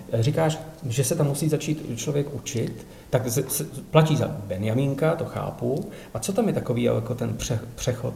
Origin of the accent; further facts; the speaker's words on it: Czechia; Já jsem Čech